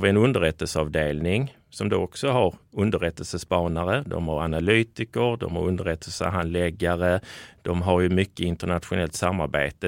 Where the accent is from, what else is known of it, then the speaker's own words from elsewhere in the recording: Skåne, Sweden; accent: Scanian; jag är en glad skåning i mina bästa år